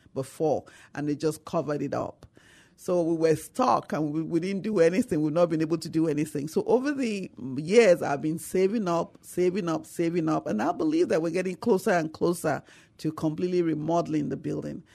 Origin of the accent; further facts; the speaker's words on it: Nigeria; moved away as an adult; now in San Antonio, United States; Nigeria. I came from Nigeria